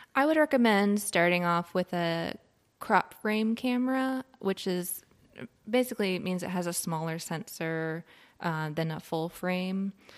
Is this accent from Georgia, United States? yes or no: no; Richmond, Virginia, United States; moved away as an adult; now in Asheville, United States; So, I grew up in Richmond, Virginia, which is a very cool city